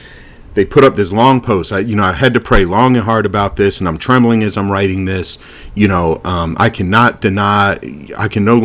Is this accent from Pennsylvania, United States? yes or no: no; Alabama, United States; Yeah, we just call that growing up in Alabama.